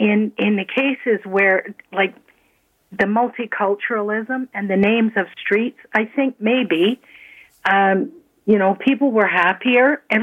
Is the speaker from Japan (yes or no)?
no; Toronto, Ontario, Canada; also born or lived in Scotland; now in Mississauga, Canada; I was an immigrant. I came from Scotland in 1957, and I was raised in Toronto.